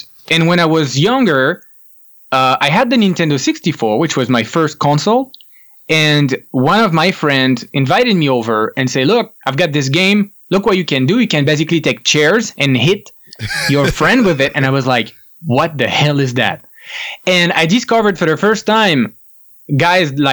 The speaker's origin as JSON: {"language": "English", "country": "France", "tie": "born or raised there", "said": "I am French. I grew up in France. I was born in France."}